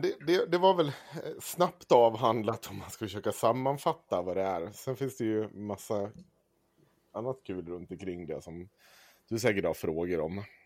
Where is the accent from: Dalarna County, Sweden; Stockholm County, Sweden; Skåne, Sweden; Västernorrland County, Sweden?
Dalarna County, Sweden; Avesta; Jag är upp, född och uppvuxen i Avesta